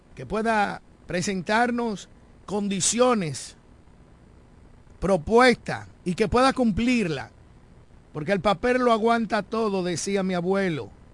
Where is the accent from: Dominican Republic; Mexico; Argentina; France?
Dominican Republic; todos nosotros, como dominicanos y dominicanas